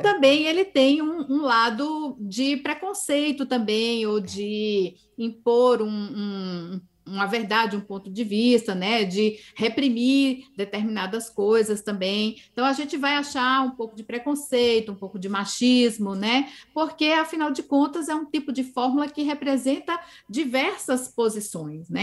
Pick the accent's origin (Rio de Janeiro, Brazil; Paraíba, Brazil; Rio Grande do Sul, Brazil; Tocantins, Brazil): Paraíba, Brazil; Campina Grande; moved away; Eu vim do Nordeste do Brasil, sou nordestina, sou paraibana, né? Sou de Campina Grande, a capital do forró. E cresci com essa linguagem muito expressiva